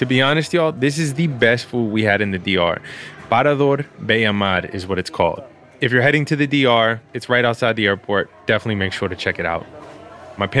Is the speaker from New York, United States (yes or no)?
yes; New York City, New York, United States; As a kid growing up in Queens, I knew I was Dominican